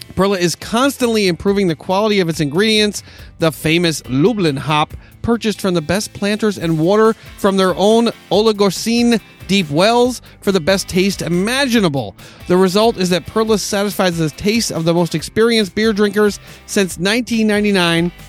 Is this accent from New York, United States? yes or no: yes; New York, United States; now in Southern California, United States; I grew up in New York State, uh, much more heavily populated with with uh, folks of Irish heritage than out here in Southern California.